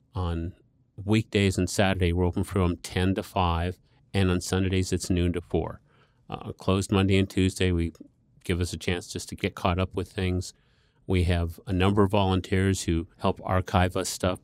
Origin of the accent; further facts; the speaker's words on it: Scottsdale, Arizona, United States; When I was growing up in Scottsdale